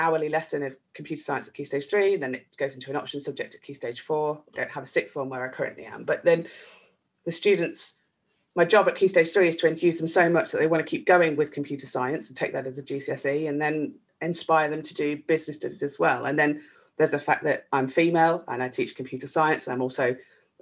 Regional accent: a mining town in the Midlands, United Kingdom; in the town where I grew up, a mining town in the Midlands, you might detect that from my accent

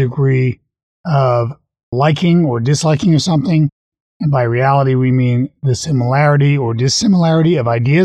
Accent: Canada; I'm a Canadian

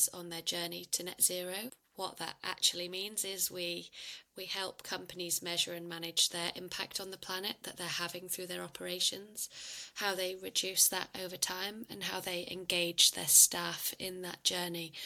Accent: United Kingdom; moved away; also born or lived in Australia; I'm not sure if you can tell by my accent, but I'm originally from the UK

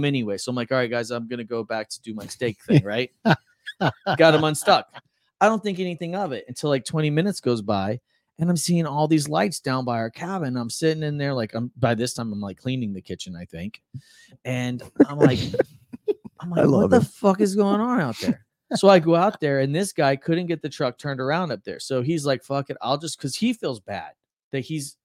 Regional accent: Florida, United States; we're all from Florida

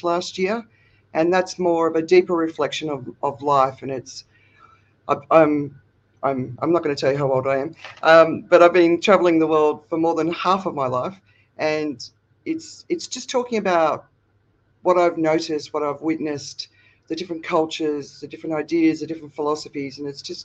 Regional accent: Australia; now in Phuket, Thailand; I'm Australian, but I'm living in Phuket, Thailand

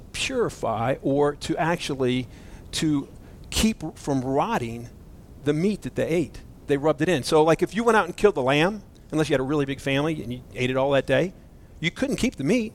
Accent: Florida, United States; I'm from Florida

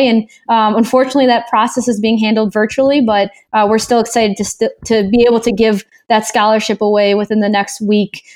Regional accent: Chicago, Illinois, United States; we're both from the Chicagoland area.

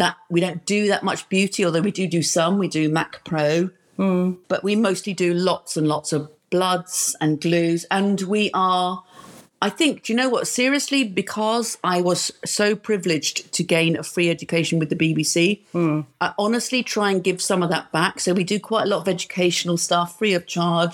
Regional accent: London, United Kingdom; as a girl growing up in London

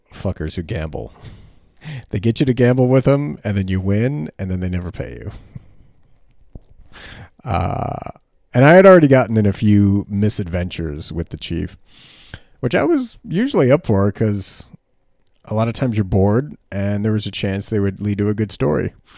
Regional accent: United States; also born or lived in Frankfurt, Germany; As Americans, we have this idea that wherever we are is temporary.

